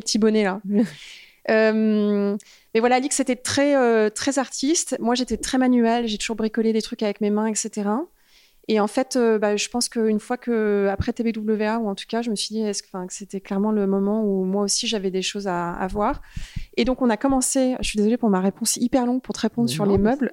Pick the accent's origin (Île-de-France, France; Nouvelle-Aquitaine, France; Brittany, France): Île-de-France, France; Paris; moved away as an adult; also born or lived in United States / Los Angeles; je, suis née en France. J'ai grandi en France jusqu'à mes 21 ans